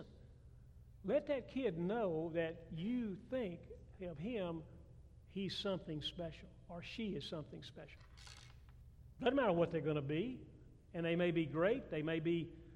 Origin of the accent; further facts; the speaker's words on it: Atlanta, Georgia, United States; now in South Carolina, United States; I grew up in Atlanta, Georgia